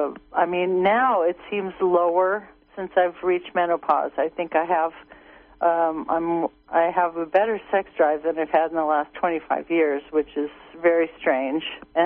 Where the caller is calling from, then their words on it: Blue Lake, California, United States; Hello, I'm from Blue Lake. I'm a member, and thanks for your show.